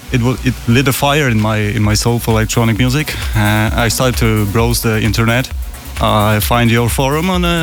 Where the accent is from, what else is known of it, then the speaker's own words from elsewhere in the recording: Poland; I'm from Poland.